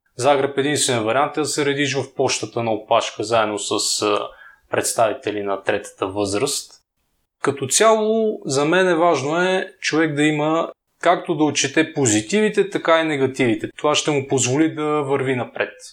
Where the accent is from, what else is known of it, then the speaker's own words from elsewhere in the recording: Bulgaria; also born or lived in Zagreb, Croatia; съм българин